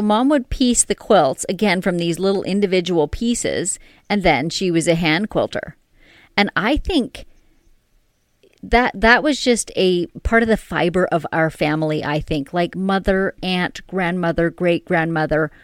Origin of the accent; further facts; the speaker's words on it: Canada; we're Canadian